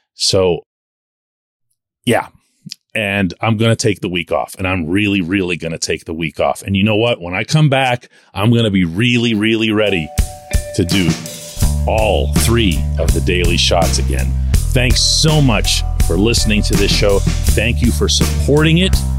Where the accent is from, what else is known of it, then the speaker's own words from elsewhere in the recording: Pittsburgh, Pennsylvania, United States; I'm born and raised in Pittsburgh